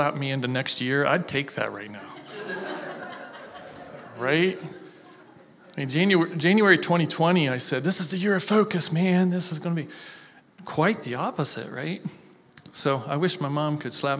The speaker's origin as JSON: {"language": "English", "town": "Logan", "region": "Ohio", "country": "United States", "tie": "born or raised there", "said": "I'm born and raised in Logan, Ohio"}